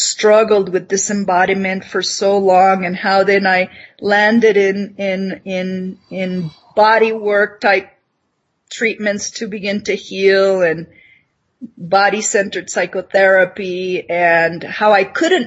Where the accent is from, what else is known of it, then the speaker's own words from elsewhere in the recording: Nicaragua; moved away; I'm this girl from Nicaragua, from tropical Nicaragua, and somehow I'm in Minnesota